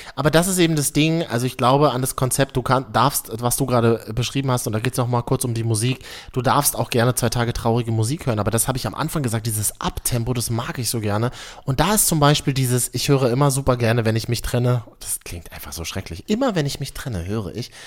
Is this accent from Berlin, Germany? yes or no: yes; Berlin, Germany; Ich bin Berliner